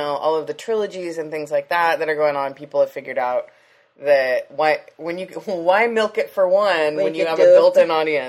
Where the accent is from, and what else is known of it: Leucadia, California, United States